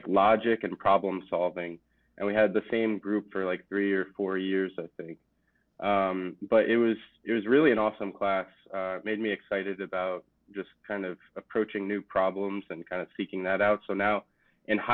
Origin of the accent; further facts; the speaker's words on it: Jersey Shore, New Jersey, United States; I grew up on the Jersey Shore